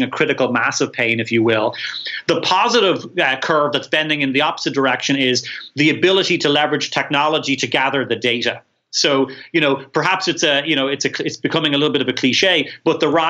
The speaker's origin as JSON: {"language": "English", "country": "Ireland", "said": "I'm Irish"}